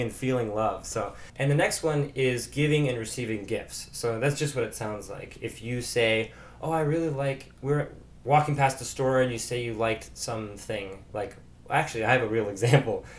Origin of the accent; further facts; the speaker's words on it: Chicago, Illinois, United States; from Chicago